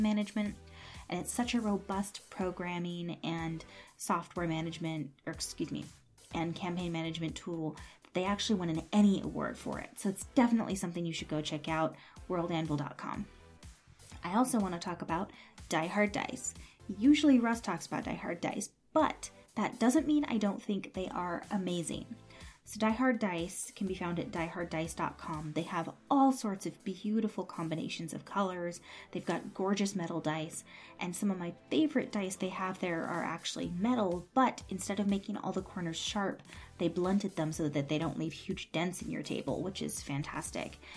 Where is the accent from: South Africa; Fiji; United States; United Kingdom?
United States; San Jose, California; I grew up in a place called San Jose, which is somewhere between Santa Cruz and Berkeley